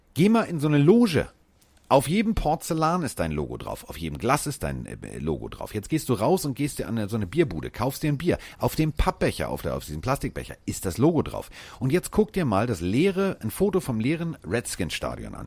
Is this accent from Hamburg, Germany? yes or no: yes; Hamburg, Germany; ich komme aus Hamburg